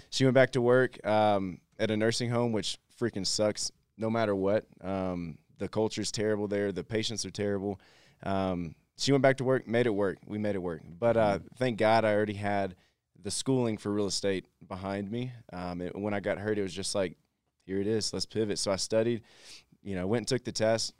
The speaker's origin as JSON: {"language": "English", "region": "Texas", "country": "United States", "said": "I'm from Texas"}